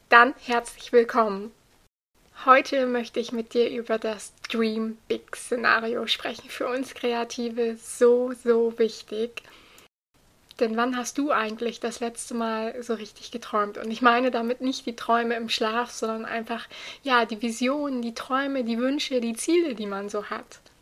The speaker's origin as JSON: {"language": "German", "town": "Buxtehude", "region": "Lower Saxony", "country": "Germany", "said": "bei uns in Buxtehude"}